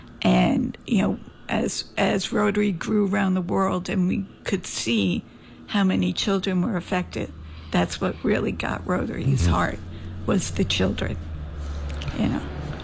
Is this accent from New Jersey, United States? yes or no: yes; Jersey City, New Jersey, United States; now in St. Croix, US Virgin Islands; I was maybe 5 years old, and, you know, growing up in Jersey City, big old Catholic school